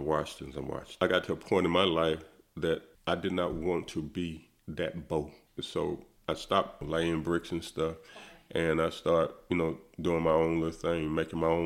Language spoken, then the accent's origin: English; Greenwood, South Carolina, United States; growing up in Greenwood in the 60s, the 70s, you saw a lot of racism